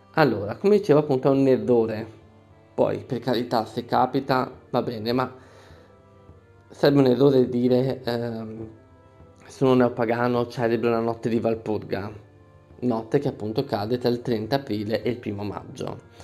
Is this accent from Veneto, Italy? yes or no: yes; Veneto, Italy; Io sono Veneto, qui in Veneto